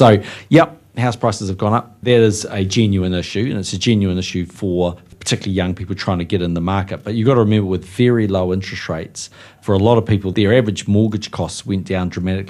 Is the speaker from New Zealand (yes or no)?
yes; New Zealand; As a New Zealander